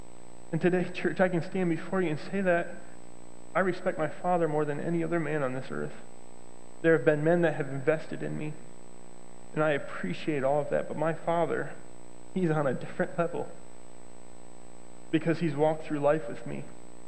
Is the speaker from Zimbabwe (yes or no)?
no; Thailand; well, I came from Thailand, so culturally we just see things differently